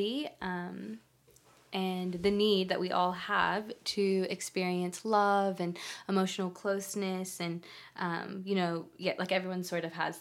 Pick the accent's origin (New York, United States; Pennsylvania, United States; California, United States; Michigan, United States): California, United States; moved away as an adult; now in Australia; I'm from California, but I've been here for 6 years.